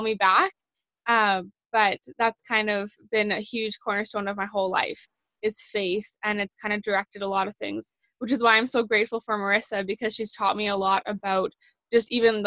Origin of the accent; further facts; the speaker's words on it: Canada; I'm from Canada